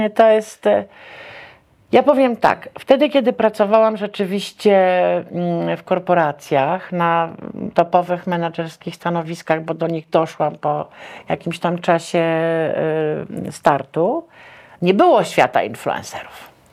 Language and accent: Polish; Warsaw, Masovian Voivodeship, Poland; ja wychowałam się w Teatrze Wielkim Operowym, dzisiejszej Operze Narodowej.